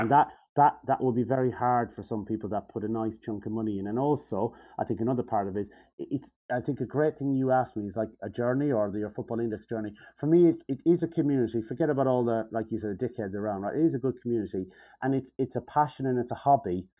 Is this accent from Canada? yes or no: no; Mayo, Connacht, Ireland; accent: nasally Mayo; my nasally Mayo voice